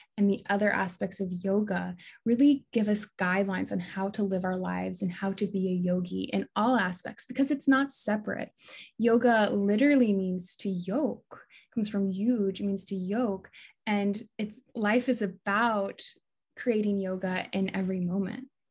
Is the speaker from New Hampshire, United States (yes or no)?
no; Des Moines, Iowa, United States; moved away as an adult; also born or lived in Hawaii; I grew up in Des Moines, Iowa